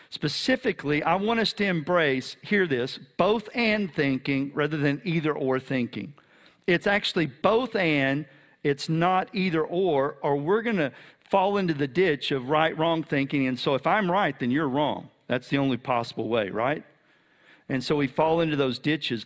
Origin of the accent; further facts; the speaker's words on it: Texas, United States; I'm a Texan